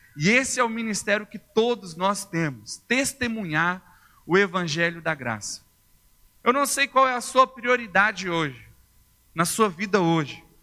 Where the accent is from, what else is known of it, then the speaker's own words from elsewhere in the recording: Uberlândia, Minas Gerais, Brazil; moved away as an adult; now in Belo Horizonte, Brazil; Sou de Uberlândia, no Triângulo Mineiro, Uberlândia.